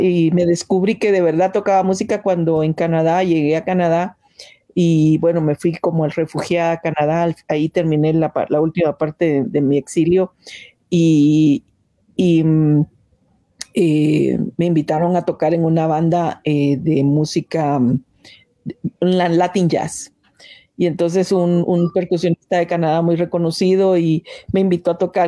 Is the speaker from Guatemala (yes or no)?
yes; Guatemala; moved away as an adult; also born or lived in Mexico; yo salí de Guatemala en el 81